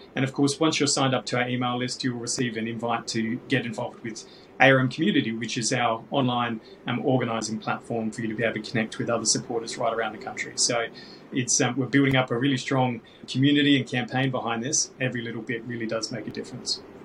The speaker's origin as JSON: {"language": "English", "country": "Australia", "said": "Australians get a choice about who our head of state is"}